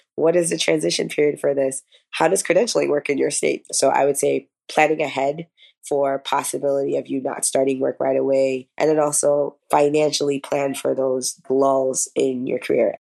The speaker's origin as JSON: {"language": "English", "region": "New York", "country": "United States", "moved": "as an adult", "lives_now": "South Florida, United States", "said": "I currently practice in South Florida, originally from New York"}